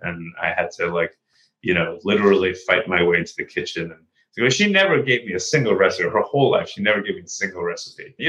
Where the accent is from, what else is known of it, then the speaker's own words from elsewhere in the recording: New York City, New York, United States; moved away as an adult; I grew up in New York and I was raised in New York